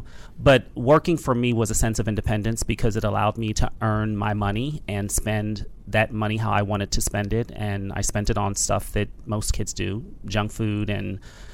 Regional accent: Lancaster, Pennsylvania, United States; Lancaster, Pennsylvania

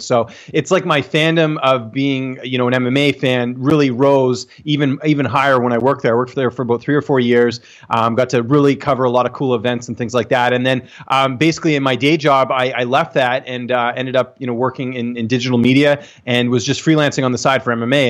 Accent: Canada; I'm Canadian

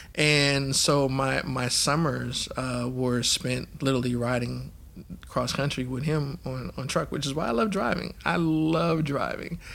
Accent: California, United States; moved away; also born or lived in Baton Rouge, Louisiana / Arizona; California for me is home because that's that's where I grew up.

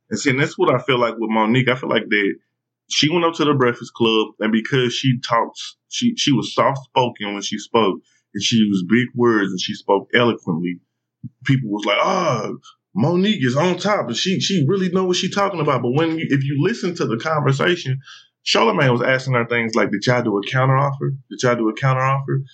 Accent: St. Louis, Missouri, United States; moved away; I'm like coming from St. Louis

